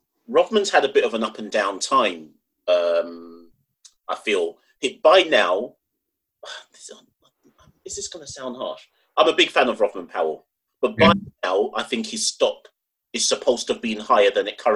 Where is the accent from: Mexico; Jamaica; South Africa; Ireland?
Jamaica; Even as a Jamaican